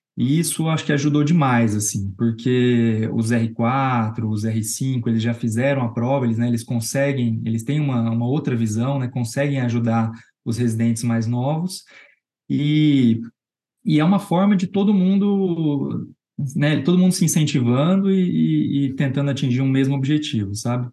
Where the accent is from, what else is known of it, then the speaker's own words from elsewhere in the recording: Londrina, Paraná, Brazil; moved away as an adult; now in São Paulo, Brazil; Eu sou de Londrina. Eu sou formado na Universidade Estadual de Londrina. Eu vim para São Paulo